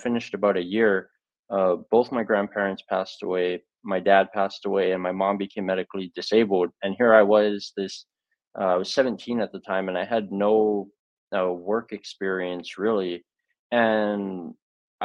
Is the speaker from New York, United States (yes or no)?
no; Hawaii, United States; I was born and raised in Hawaii